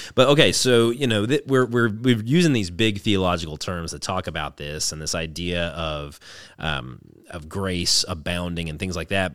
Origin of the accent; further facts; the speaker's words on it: the South, United States; growing up in the South